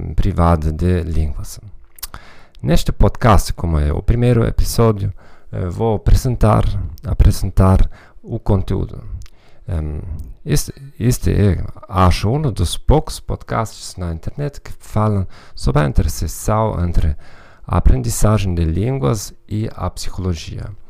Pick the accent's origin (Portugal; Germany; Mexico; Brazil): Germany; Portuguese is a second language; moved away; also born or lived in Hamburg; provavelmente já sou de nacionalidade alemã